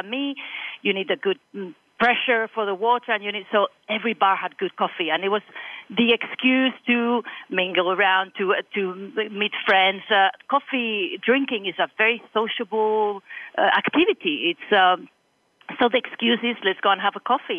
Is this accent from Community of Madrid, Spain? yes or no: yes; Madrid, Community of Madrid, Spain; English is a second language; I was born in Madrid, raised in Madrid, and, I've lived in Madrid a long time up to university